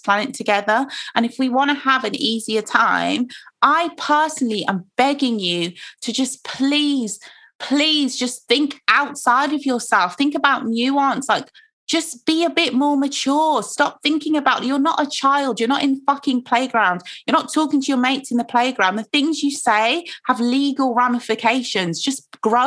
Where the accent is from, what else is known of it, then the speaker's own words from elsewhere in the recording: Nigeria; now in United Kingdom; I'm Nigerian